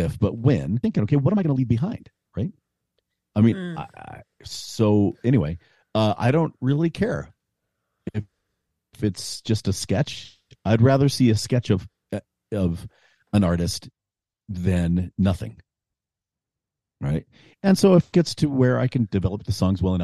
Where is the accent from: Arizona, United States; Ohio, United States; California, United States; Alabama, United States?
Arizona, United States; moved away; also born or lived in Utah; I grew up in Arizona, and I would drive from Utah to Arizona to my little hometown in the mountains